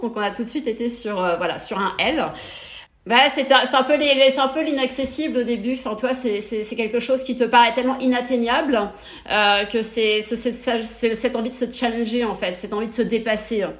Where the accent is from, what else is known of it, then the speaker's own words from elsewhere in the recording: Brittany, France; moved away as an adult; now in Barcelona, Spain; je suis bretonne, originaire du Morbihan, d'un petit village euh, Nivia qui se situe entre Vannes et Nantes